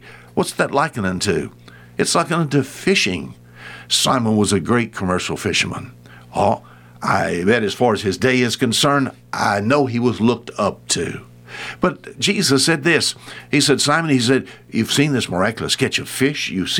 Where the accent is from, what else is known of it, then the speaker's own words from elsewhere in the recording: Alabama, United States; Oh, the early part of my life, I was raised on the Bonsecours River.